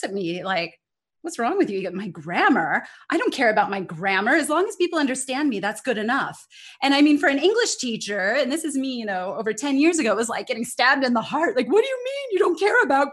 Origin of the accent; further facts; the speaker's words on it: California, United States; accent: American; moved away as an adult; also born or lived in Denmark; now in Singapore; I'm originally from California, and I've lived abroad for 18 years now in both Denmark and Singapore. I'm based in Singapore now